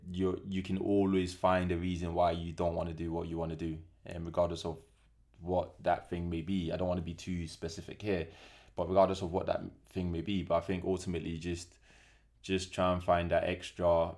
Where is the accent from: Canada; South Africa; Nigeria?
Nigeria; because I'm Nigerian